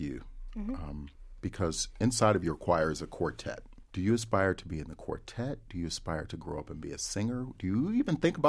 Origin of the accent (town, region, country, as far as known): Ohio, United States; born or raised there